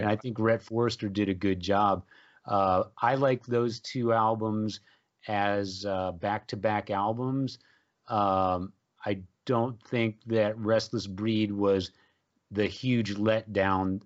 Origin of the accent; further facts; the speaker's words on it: San Antonio, Texas, United States; growing up in San Antonio, of course, uh, we, we had the great Joe Anthony as a D J on the F M station in San Antonio